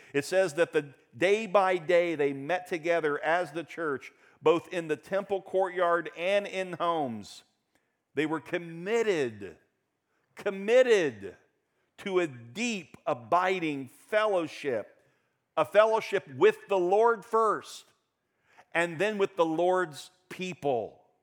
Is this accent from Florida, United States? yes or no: yes; Daytona Beach, Florida, United States; When I was a kid growing up in Daytona Beach